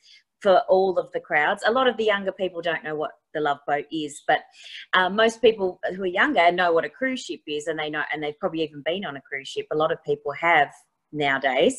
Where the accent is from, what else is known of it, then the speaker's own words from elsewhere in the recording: Tasmania, Australia; moved away; I've traveled around the world, you know, that I came from Tasmania